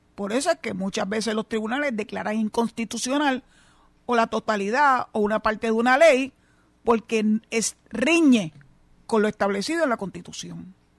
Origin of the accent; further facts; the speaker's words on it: Cabo Rojo, Puerto Rico; el alcalde de Cabo Rojo, mi pueblo